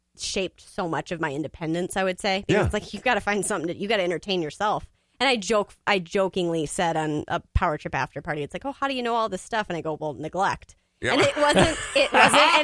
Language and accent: English; Woodbury, Minnesota, United States; I love the east side of Minnesota